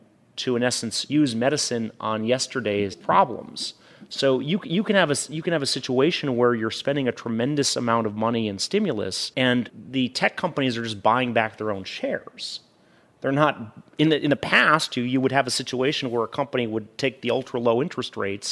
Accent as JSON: {"language": "English", "country": "Norway", "said": "I'm from Norway, work for a Norwegian pension system. We're heavy into oil."}